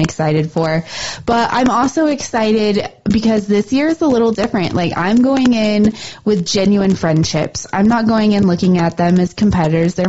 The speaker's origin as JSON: {"language": "English", "town": "Livingston", "region": "Montana", "country": "United States", "tie": "born or raised there", "said": "my hometown rodeo"}